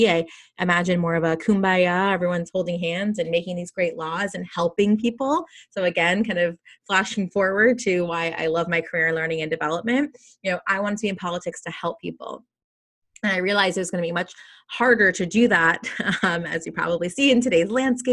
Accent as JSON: {"language": "English", "region": "South Florida", "country": "United States", "tie": "born or raised there", "moved": "yes", "lives_now": "California, United States", "said": "I grew up in South Florida"}